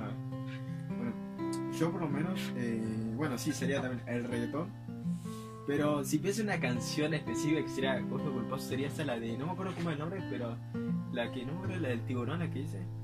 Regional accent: Ushuaia, Tierra del Fuego, Argentina; mi niñez, eh, que fue en Ushuaia

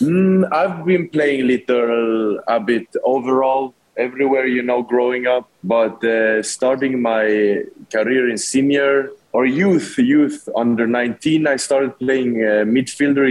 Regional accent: Sweden; moved away as an adult; now in Philippines; I'm born and raised in Sweden, uh, lived there my whole life.

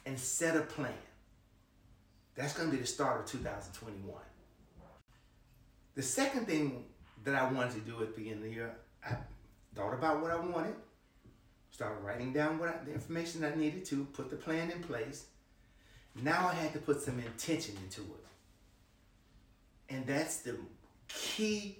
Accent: Memphis, Tennessee, United States; I'm from Memphis, Tennessee

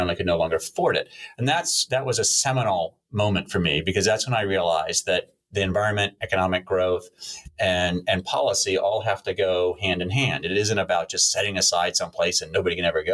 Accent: United States; moved away; also born or lived in Virginia / South Carolina; I grew up on the East Coast, coastal Virginia and coastal South Carolina

